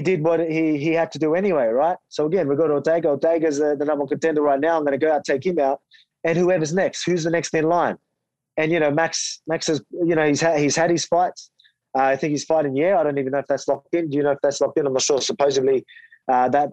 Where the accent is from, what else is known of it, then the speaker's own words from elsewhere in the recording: Australia; fighting in my hometown, you know, full crowd, Aussie fans